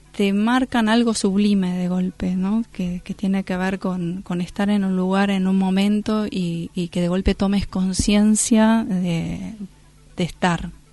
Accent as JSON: {"language": "Spanish", "region": "Buenos Aires", "country": "Argentina", "tie": "born or raised there", "moved": "as an adult", "said": "en mi ciudad natal, en Buenos Aires."}